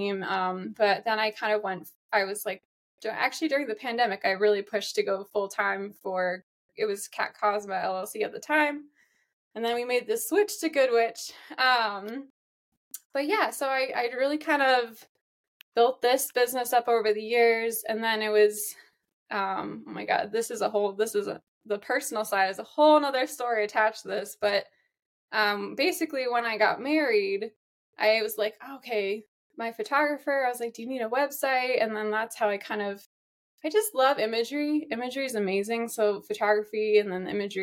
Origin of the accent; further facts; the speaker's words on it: East Coast, United States; also born or lived in Chicago; I'm an East Coaster